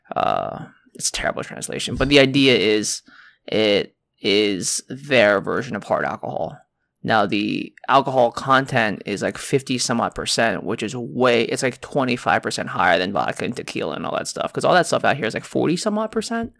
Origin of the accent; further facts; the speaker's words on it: United States; in China, I'm American.